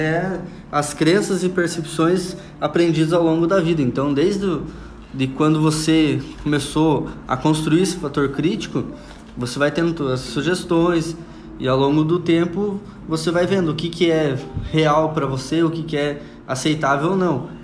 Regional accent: União da Vitória, Paraná, Brazil; Vim lá do Paraná, de União da Vitória

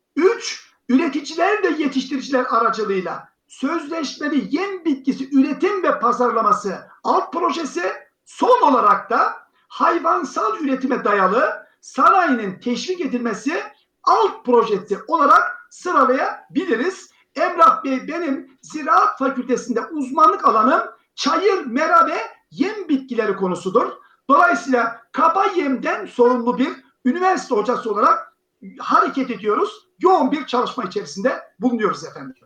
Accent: Adana, Turkey; also born or lived in Tokat / Yozgat; now in Muş, Turkey; 1969 Adana doğumluyum.

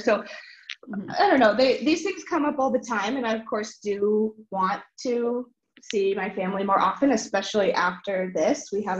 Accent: United States; because I'm from Washington and Athens from Illinois.

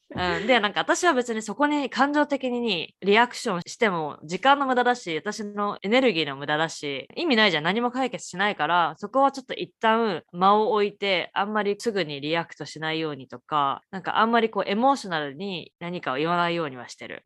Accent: Japan; moved away as an adult; also born or lived in Canada / United States; now in Boston, United States; 日本生まれ日本育ち右脳派カナダの語学学校アメリカのコミカレ4年生大学を卒業後現在ボストンでスポーツテック系の会社に勤務

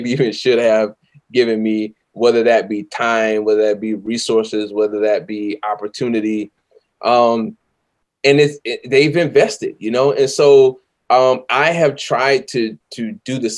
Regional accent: the South, United States; I'm from the South

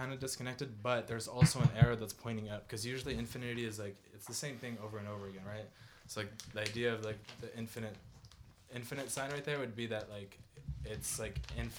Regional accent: Ukraine; now in United States; I'm from Ukraine, you know. Like, I've been out here for a minute, which is why I sound like a white boy, but, you know.

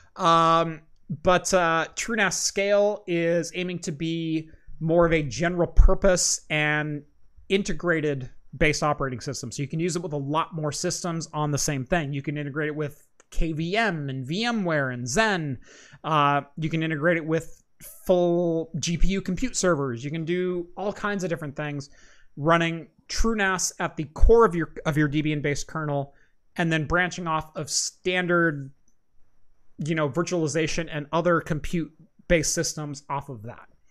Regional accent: Oregon, United States; Oregon, my home state.

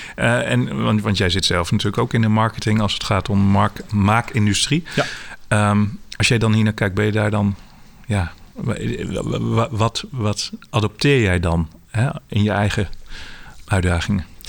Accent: Zwolle, Overijssel, Netherlands; als Zwollenaar, ik woon zelf ook in Zwolle

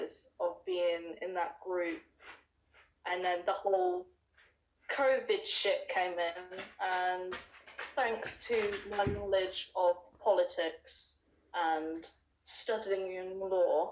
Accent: Newbury, South East England, United Kingdom; also born or lived in London; I've always been a Newbury girl. I have lived in Berkshire all my life

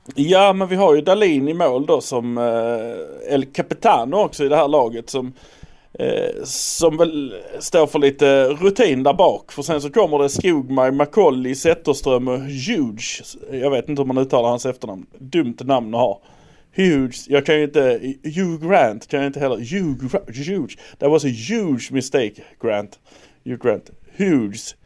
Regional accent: Malmö, Skåne, Sweden; vi är från Malmö

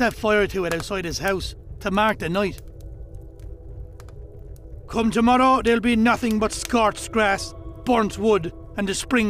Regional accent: County Mayo, Ireland; Some of my fondest memories from growing up in Mayo are of bonfire night. I remember the whole community used to come together.

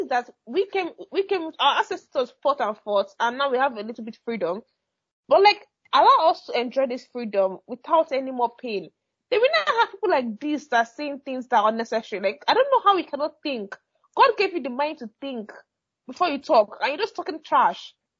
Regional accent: Nigeria; moved away; I'm a Nigerian

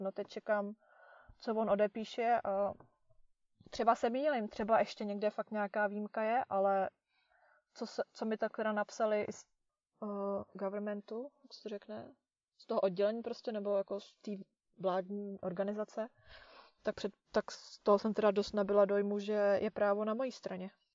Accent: Czechia; moved away

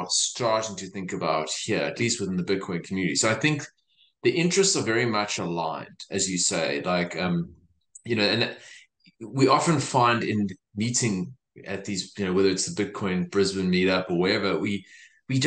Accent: East Rand, Gauteng, South Africa; also born or lived in Johannesburg; now in Australia; the place I grew up on the East Rand

